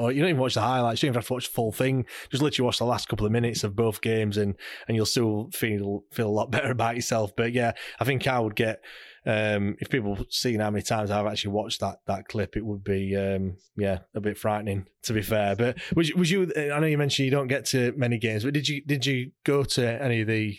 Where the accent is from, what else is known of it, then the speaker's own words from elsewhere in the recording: South West England, United Kingdom; Well, I came from Cornwall